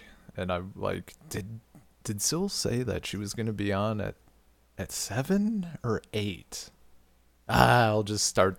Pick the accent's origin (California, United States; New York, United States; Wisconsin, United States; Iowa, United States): Wisconsin, United States; now in St. Petersburg, Russia; as a Wisconsinite, I'm used to having my alcoholic options.